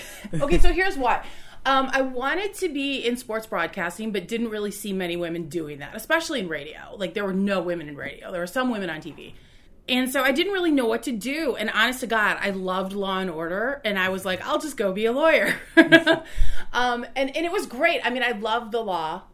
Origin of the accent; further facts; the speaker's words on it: Roscoe, Illinois, United States; now in Chicago, United States; I grew up in Roscoe